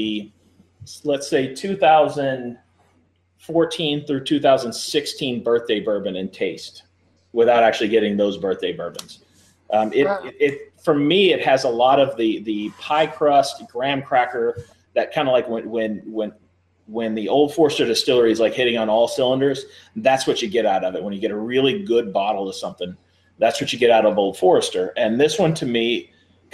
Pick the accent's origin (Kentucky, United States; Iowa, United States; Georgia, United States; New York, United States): Kentucky, United States; Louisville; I grew up here in Louisville, Kentucky.